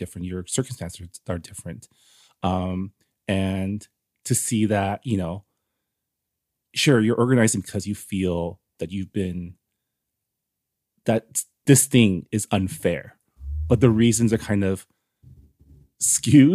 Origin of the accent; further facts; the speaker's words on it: San Gabriel, California, United States; I grew up in San Gabriel, which is like east